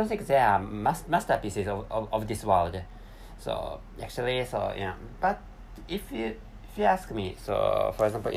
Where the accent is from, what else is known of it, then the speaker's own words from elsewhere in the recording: Japan; English is a second language; I live in an East Asian country, and the name of that country is Japan